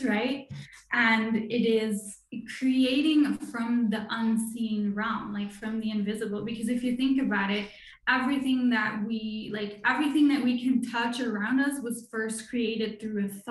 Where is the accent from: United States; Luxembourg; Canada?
Luxembourg; now in France; I live in France. I'm originally from Luxembourg.